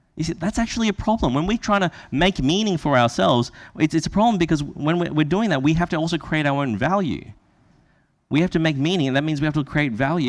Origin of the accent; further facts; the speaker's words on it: Brisbane, Queensland, Australia; that's where I from.